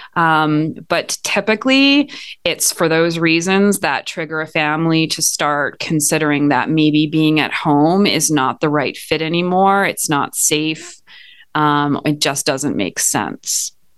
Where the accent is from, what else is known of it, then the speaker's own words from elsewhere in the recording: Montreal, Quebec, Canada; moved away as an adult; now in United States; I am originally from Montreal, Canada